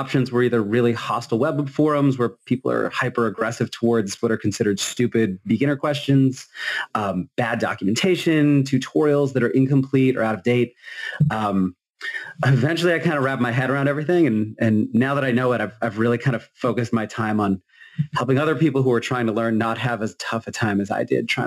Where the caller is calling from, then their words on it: Massachusetts, United States; Hey, everyone. I'm coming in from Massachusetts since that's apparently what we're doing.